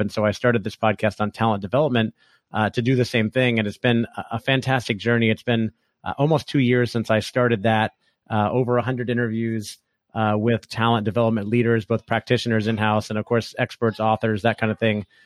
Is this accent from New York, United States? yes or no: no; Orlando, Florida, United States; moved away as an adult; also born or lived in California; I grew up in Orlando, Florida, where I live now